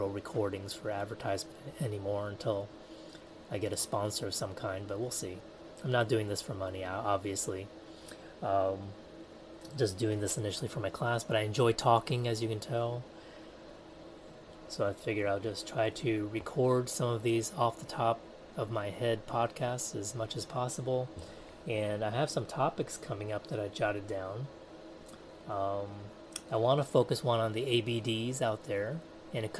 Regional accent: United States; moved away as an adult; also born or lived in Taiwan; We were known as the American family

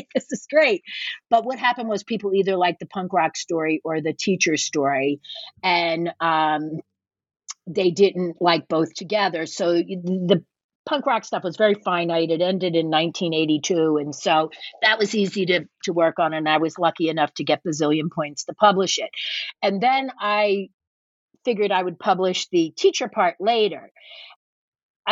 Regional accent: Norristown, Pennsylvania, United States; also born or lived in Philadelphia; my hometown of Norristown

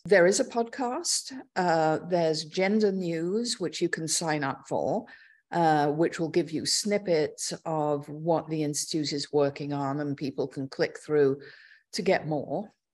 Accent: London, United Kingdom; moved away as an adult; also born or lived in Oxford; now in New York, United States; I was born in London, uh, Northwest London, and grew up there

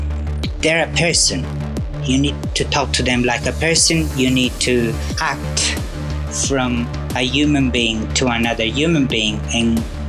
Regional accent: Sicily, Italy; now in Inzago, Italy; I was born in Sicily, so I'm originally from Sicily, but I live now. From May, I moved back to Lombardy, and I'm living in Inzago, which is a very cute little place, I have to say.

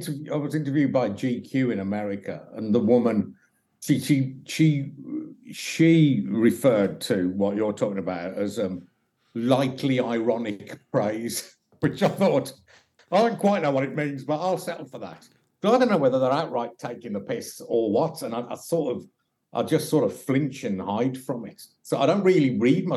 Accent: Birmingham, West Midlands, United Kingdom; also born or lived in Stourbridge; I'm from Birmingham

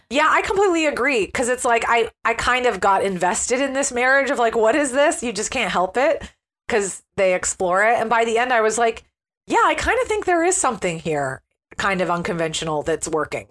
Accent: United States; as an American

